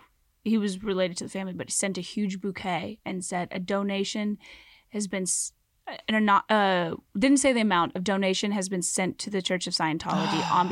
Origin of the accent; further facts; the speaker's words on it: Louisville, Kentucky, United States; so I grew up in Louisville